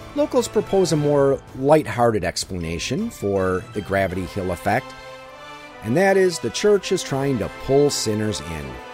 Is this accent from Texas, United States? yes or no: no; Wisconsin, United States; My home state of Wisconsin